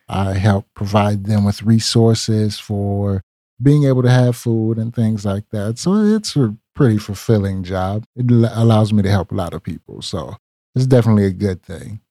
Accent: Lancaster, South Carolina, United States; accent: country; moved away as an adult; now in Charlotte, United States; I am originally from Lancaster, South Carolina

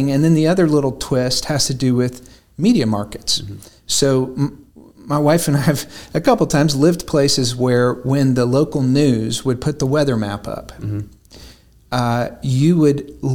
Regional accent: Chattanooga, Tennessee, United States; no matter where we are in the world, mm-hmm. if somebody says where are you from, we say Chattanooga

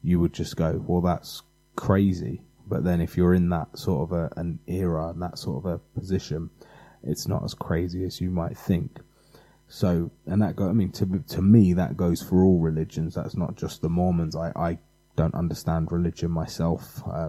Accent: England, United Kingdom; being English

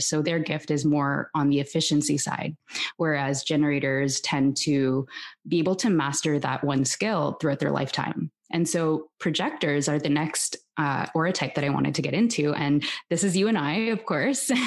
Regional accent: Toronto, Ontario, Canada; now in Barcelona, Spain; I'm originally from Toronto and I'm currently living in Barcelona with my husband and my daughter

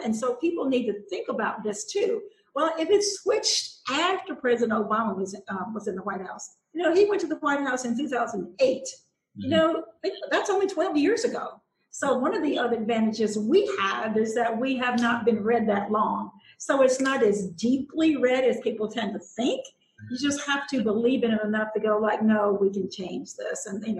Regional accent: the South, United States; which is what I've had to do as a politician and largely even as a person growing up in the South.

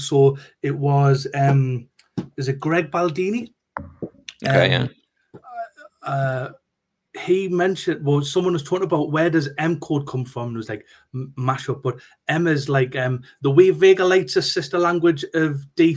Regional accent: Newcastle upon Tyne, North East England, United Kingdom; accent: broad Geordie; we're from Newcastle

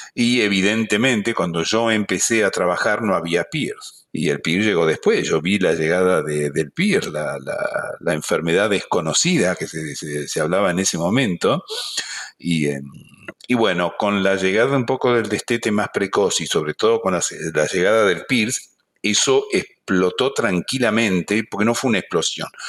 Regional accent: Buenos Aires, Argentina; moved away as an adult; also born or lived in Canada; now in Montreal, Canada; por mi acento ya se dan cuenta que yo nací sido en, en Argentina, Buenos Aires, pero he pasado ya más parte de mi vida en Canadá que la que pasé en Argentina, ¿verdad? A pesar de que uno no pierde el acento

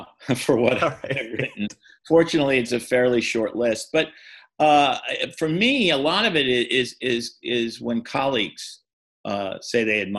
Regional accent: New York City, New York, United States; I grew up in New York City.

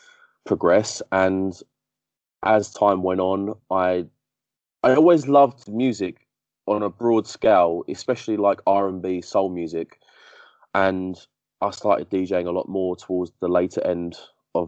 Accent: Essex, East of England, United Kingdom; also born or lived in Barking, London; when I was about 5 years old, my mum moved out of the area to Essex, and we moved

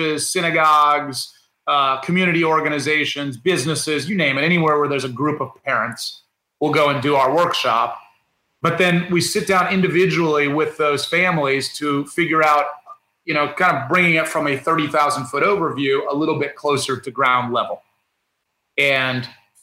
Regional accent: Indiana, United States; I grew up in Indiana

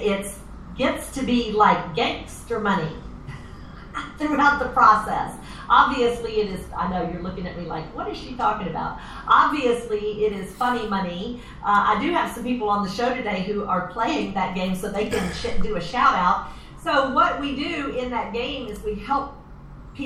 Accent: Florida, United States; moved away as an adult; also born or lived in Atlanta, Georgia; now in Oklahoma, United States; I'm originally from Atlanta. Grew up in Florida

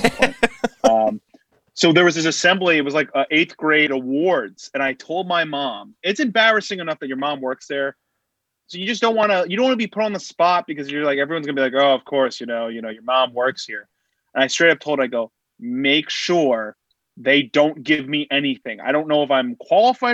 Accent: Boca Raton, Florida, United States; moved away as an adult; also born or lived in Hartford / New York; I grew up in Boca Raton. Went to college in Hartford, and then I moved to New York as soon as I graduated

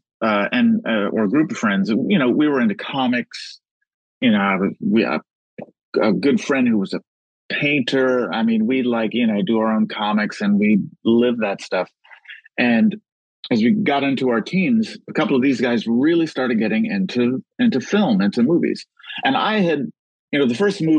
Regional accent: Los Angeles, California, United States; I grew up in South Central.

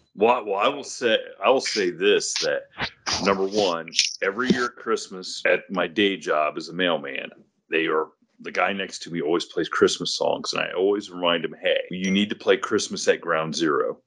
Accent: Ohio, United States; where I grew up in Ohio

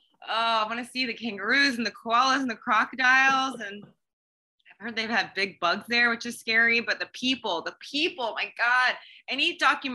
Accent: Dubai, United Arab Emirates; moved away; I grew up in Dubai and I loved growing up there

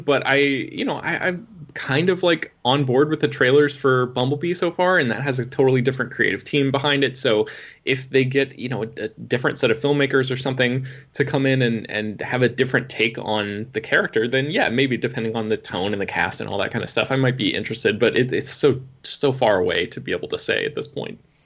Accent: United States; I'm an American

